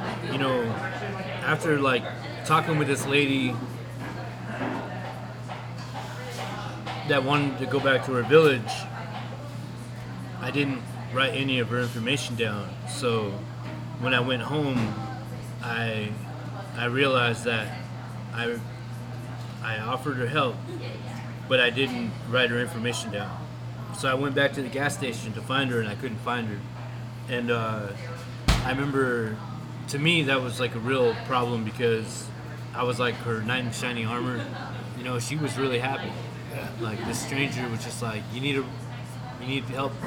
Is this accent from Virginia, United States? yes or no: no; Copper Center, Alaska, United States; now in Anchorage, United States; I grew up in Copper Center, but I've been paying rent in Anchorage for a while now.